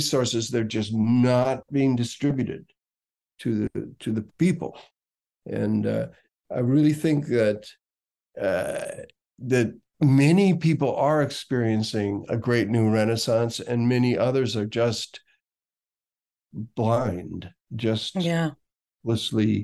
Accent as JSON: {"language": "English", "town": "Minneapolis", "region": "Minnesota", "country": "United States", "moved": "as an adult", "said": "I came from Minneapolis when I was 21 to San Francisco"}